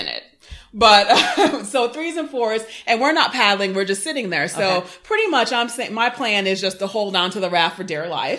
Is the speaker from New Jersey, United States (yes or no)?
no; Houston, Texas, United States; also born or lived in Jamaica; now in Atlanta, United States; I am living in Atlanta. I grew up actually in Houston and / Jamaica. Not Jamaica, Queens, Jamaica, West Indies.